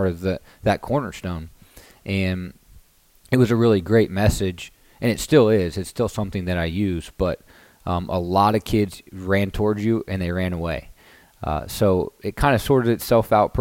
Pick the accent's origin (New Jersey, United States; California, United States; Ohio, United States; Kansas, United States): Kansas, United States; moved away as an adult; also born or lived in Chapel Hill, North Carolina; I'm from Kansas.